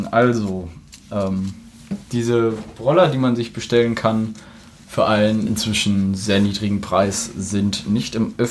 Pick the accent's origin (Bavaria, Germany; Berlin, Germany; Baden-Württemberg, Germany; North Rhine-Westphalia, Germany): North Rhine-Westphalia, Germany; Münster; Wir sind doch auch in Münster. Äh, zum Glück komme ich aus der Gegend und du nicht.